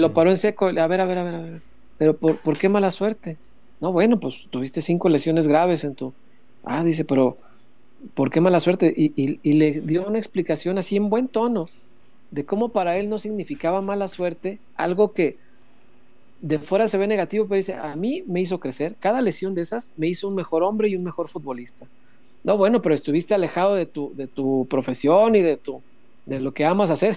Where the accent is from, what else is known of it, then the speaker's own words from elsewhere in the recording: Mexico; somos mexicanos, estamos acostumbrados a la piñata